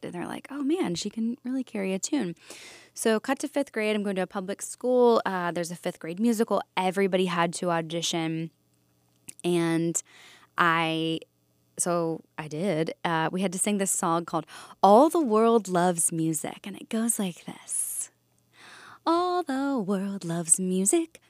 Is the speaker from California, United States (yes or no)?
no; Valley Forge, Pennsylvania, United States; I grew up just outside of Philadelphia in a town called Valley Forge.